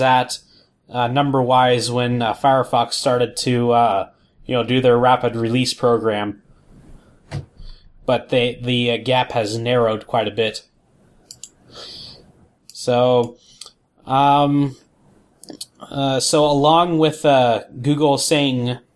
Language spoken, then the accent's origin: English; Ohio, United States; moved away; came back from Ohio with gallon milk jugs filled with water from my hometown